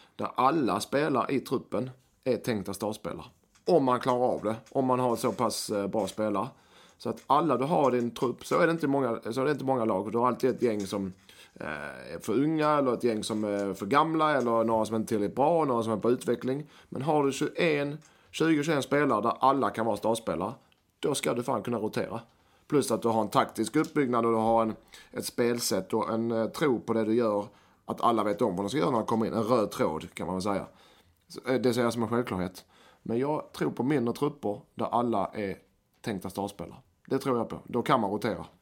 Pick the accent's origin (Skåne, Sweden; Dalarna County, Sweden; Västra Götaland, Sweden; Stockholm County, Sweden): Skåne, Sweden; Helsingborg; jag som helsingborgare